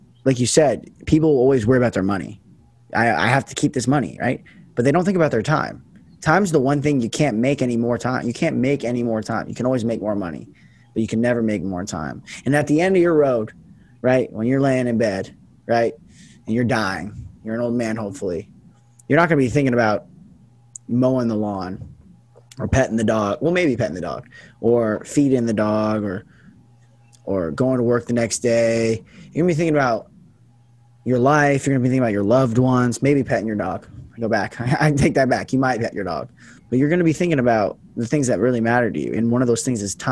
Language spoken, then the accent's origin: English; Las Vegas, Nevada, United States; moved away as an adult; also born or lived in Portland, Oregon; right now I'm in Vegas. This is where I grew up